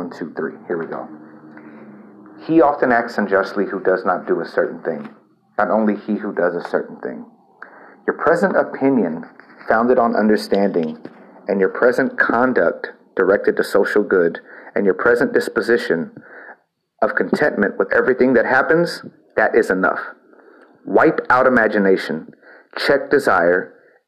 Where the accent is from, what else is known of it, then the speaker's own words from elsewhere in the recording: El Campo, Texas, United States; moved away; also born or lived in Houston, Texas / Austin, Texas; my experience in my hometown of El Campo was toxic